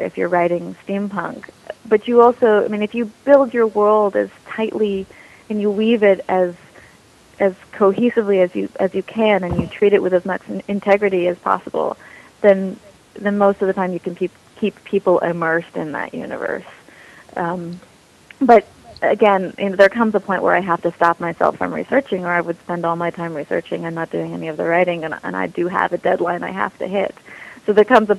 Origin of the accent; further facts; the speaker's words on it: United States; I'm American